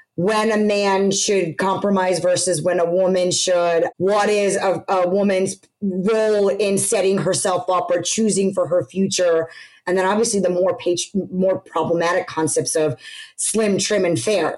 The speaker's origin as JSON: {"language": "English", "country": "United States", "tie": "born or raised there", "said": "being born and raised in America, growing up here, going into college here"}